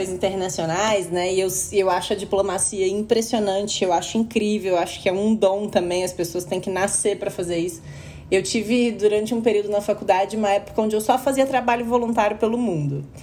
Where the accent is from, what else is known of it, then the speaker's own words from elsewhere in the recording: Uberlândia, Minas Gerais, Brazil; moved away as an adult; now in São Paulo, Brazil; como eu vim de Uberlândia, né? Para São Paulo para trabalhar no mercado financeiro